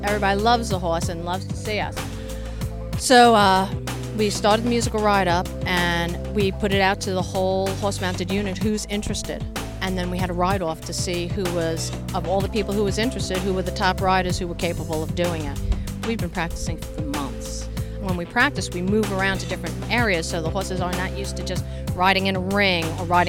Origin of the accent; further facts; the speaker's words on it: New York City, New York, United States; now in Washington, D.C., United States; I grew up in Brooklyn, New York